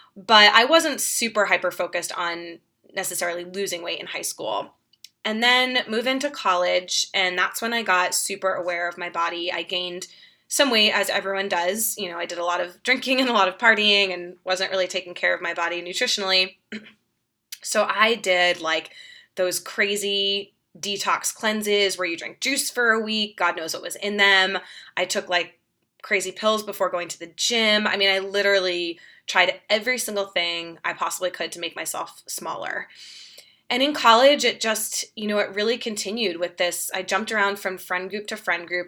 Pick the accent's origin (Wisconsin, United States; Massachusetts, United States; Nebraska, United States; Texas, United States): Massachusetts, United States; Boston; moved away as an adult; now in Denver, United States; I'm from Boston originally, so grew up outside of Boston